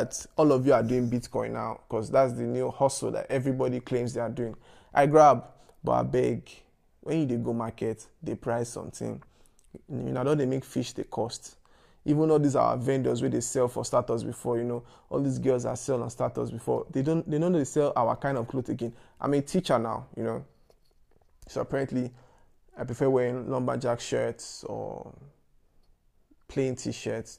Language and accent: English; Lagos, Nigeria; I grew up in Yaba